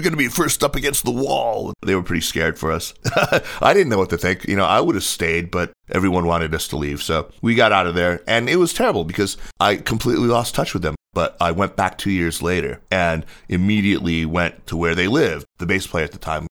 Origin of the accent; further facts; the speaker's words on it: United States; moved away as an adult; also born or lived in Beijing, China; I was born in the States and, you know, I grew up just, uh, kinda standard learning piano and violin and all that stuff.